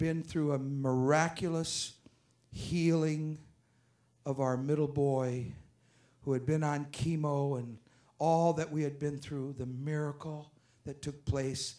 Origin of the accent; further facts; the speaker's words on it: France; I'm not speaking French, I'm French, but I'm not speaking French, and I'm speaking English